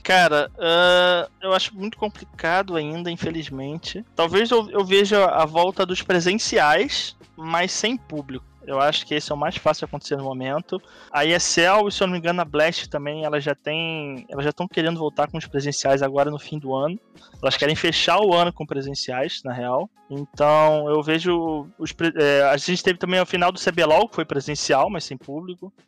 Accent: Rio de Janeiro, Brazil; eu sou do Rio

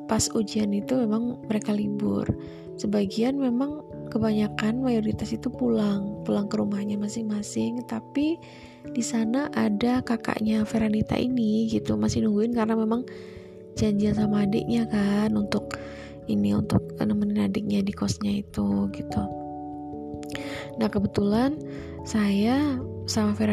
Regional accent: Surabaya, East Java, Indonesia; born there; tempat kelahiran saya di Surabaya itu panas itu

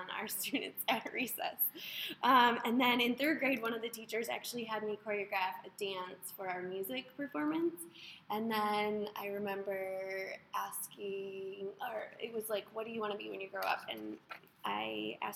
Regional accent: Wisconsin, United States; moved away as an adult; now in Ohio, United States; I'm from Wisconsin, but I've lived in Ohio for like 3 years

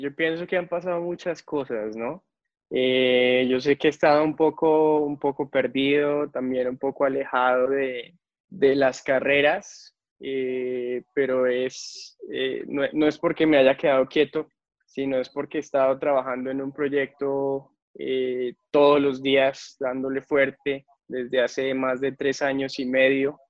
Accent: Colombia

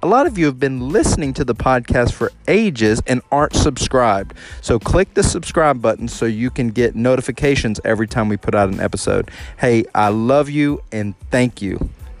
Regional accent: Texas, United States; And I said, I'm from Texas. And that's when I realized, something different around here.

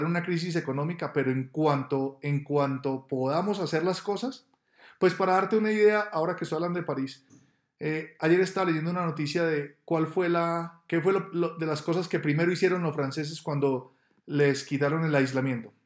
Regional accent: Medellín, Antioquia, Colombia; moved away as an adult; now in Bogotá, Colombia; Yo soy de Medellín, nací en Medellín y desde el año 2000 vivo en Bogotá.

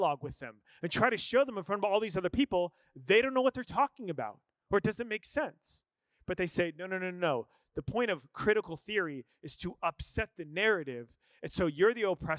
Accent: Scottsdale, Arizona, United States; I'm mostly Irish. I grew up in Scottsdale, Arizona

